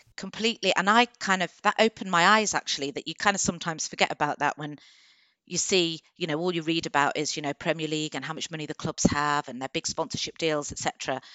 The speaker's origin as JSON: {"language": "English", "town": "Coventry", "region": "West Midlands", "country": "United Kingdom", "also_born_or_lived": "Birmingham / London / Manchester", "moved": "as an adult", "lives_now": "Warwickshire, United Kingdom", "said": "I'm from Coventry originally"}